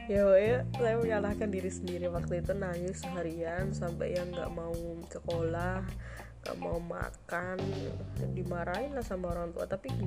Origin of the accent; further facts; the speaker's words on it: Klaten, Central Java, Indonesia; keinginan untuk daftar di sekolah favorit di Klaten ya kan saya sekolah saya orang Klaten